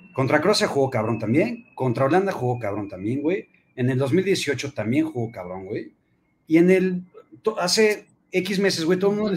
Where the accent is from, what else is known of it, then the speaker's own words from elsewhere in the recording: Mexico; yo incluido, güey, vivimos en México y somos mexicanos